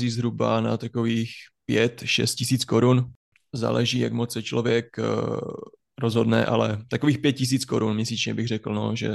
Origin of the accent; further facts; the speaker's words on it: Haná, Olomouc Region, Czechia; accent: Hanák dialect; Ano, máme tam nářečí, hanáčtinu takzvanou.